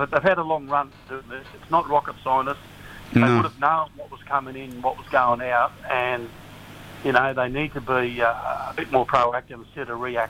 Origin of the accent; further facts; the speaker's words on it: Australia; every time it comes to our rights and freedom as Australian citizens to go and do stuff.